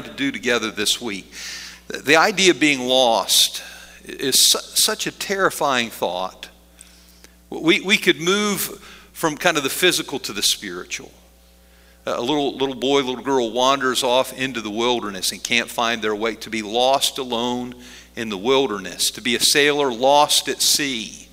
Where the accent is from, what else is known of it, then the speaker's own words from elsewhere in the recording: Middleburg, Pennsylvania, United States; We lived outside of a little town called Middleburg up on a hill